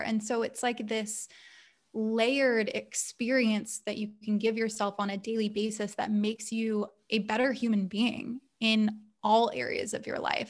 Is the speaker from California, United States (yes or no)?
yes; Los Angeles, California, United States; also born or lived in Santa Monica / Portland; now in San Diego, United States; born and raised Southern California baby, uh, grew up in, I was born in Santa Monica and then lived in San Diego for about two years when I was in kindergarten and then back up to L